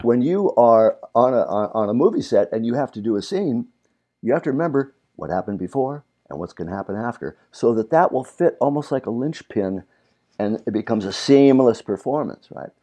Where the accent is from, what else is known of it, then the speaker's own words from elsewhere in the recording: Burbank, California, United States; also born or lived in Virginia; we grew up here in Burbank, California, though I'm originally from Virginia